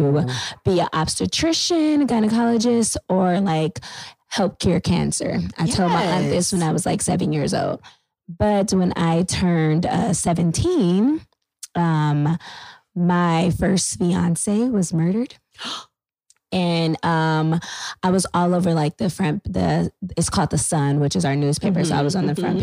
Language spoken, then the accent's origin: English; San Bernardino, California, United States; also born or lived in Los Angeles, California; now in Washington, DC, United States; I am from California. I was born in LA, raised in San Bernardino